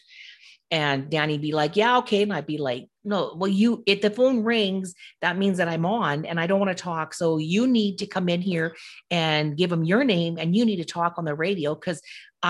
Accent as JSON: {"language": "English", "area": "Okanagan Lake", "region": "British Columbia", "country": "Canada", "tie": "born or raised there", "said": "I grew up around Okanagan Lake when I was little."}